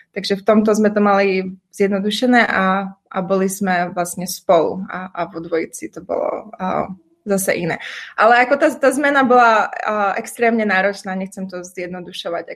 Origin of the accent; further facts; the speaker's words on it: Prešov, Prešov Region, Slovakia; moved away as an adult; also born or lived in United States; now in Brno, Czech Republic; narodila som sa v Prešove, kde som vyštudovala gymnázium a strávila vlastne celé detstvo